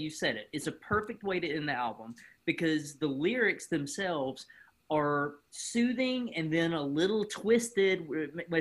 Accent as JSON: {"language": "English", "town": "King", "region": "North Carolina", "country": "United States", "moved": "yes", "said": "when you or I lived there"}